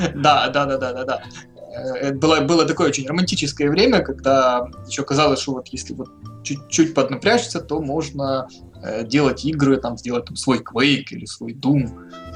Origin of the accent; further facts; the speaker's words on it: Dniprodzerzhynsk, Dnipropetrovsk Oblast, Ukraine; Сам я родом из славного города Днепродзержинска